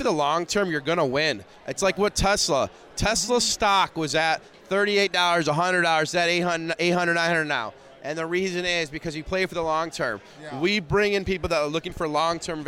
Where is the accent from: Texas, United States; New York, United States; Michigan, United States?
Michigan, United States; Detroit; I'm from Detroit, Michigan